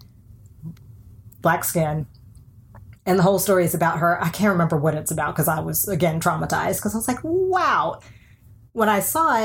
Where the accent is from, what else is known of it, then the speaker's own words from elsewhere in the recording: United States; moved away as an adult; now in Iceland; I'm American